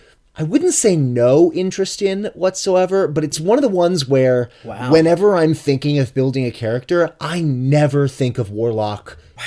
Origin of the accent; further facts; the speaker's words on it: Miami, Florida, United States; I'm from Miami